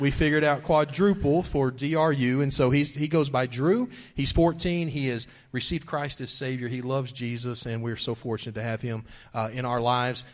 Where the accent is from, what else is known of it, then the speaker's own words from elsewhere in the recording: Wichita Falls, Texas, United States; also born or lived in Lawton, Oklahoma; my dad became a police officer in Wichita Falls, Texas, and moved us there uh, before I was one year old